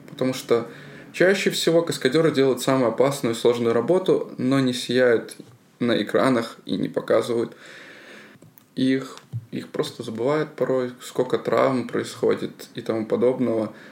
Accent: Belarus; Я как белорус

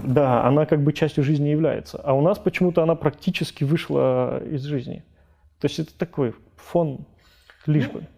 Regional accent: Kabardino-Balkaria, Russia; moved away; У нас, как бы у нас на родине, там, в КБР

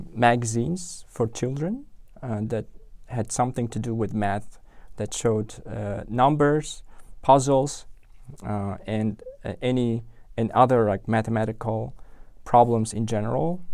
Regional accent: Tashkent, Uzbekistan; English is a second language; moved away as an adult; now in London, United Kingdom; I was born and raised in Tashkent

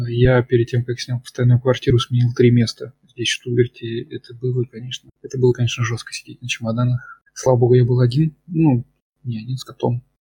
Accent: Voronezh, Voronezh Oblast, Russia; moved away as an adult; also born or lived in Moscow; now in Germany; в детстве в нашем, в Воронеже газета «Камелот» называлась

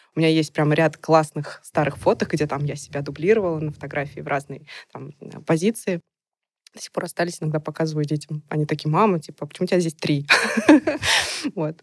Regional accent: Nizhny Novgorod, Nizhny Novgorod Oblast, Russia; на меня вышли студии города моего. То есть я из Нижнего Новгорода

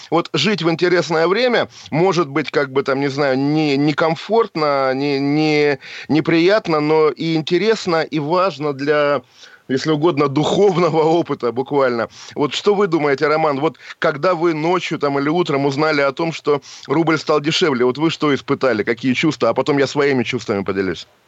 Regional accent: Russia; moved away; also born or lived in Geneva, Switzerland; Я сам россиянин, конечно же, и русский.

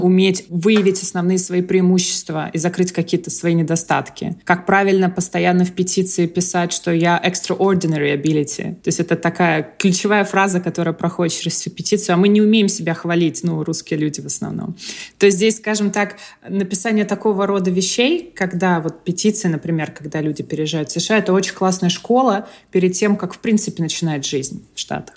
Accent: Moscow, Russia; moved away as an adult; now in Florida, United States; я и сама из Москвы

